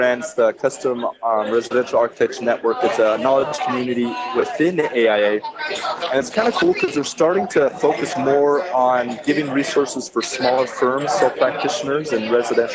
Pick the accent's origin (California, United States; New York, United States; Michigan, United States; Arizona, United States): California, United States; I'm from California